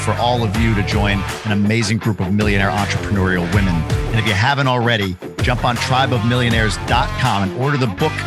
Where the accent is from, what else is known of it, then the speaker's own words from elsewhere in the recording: New York, United States; now in Michigan, United States; I grew up in New York